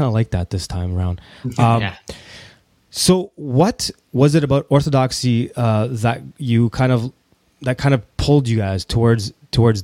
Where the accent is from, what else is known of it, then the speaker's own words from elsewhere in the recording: Toronto, Ontario, Canada; growing up in Toronto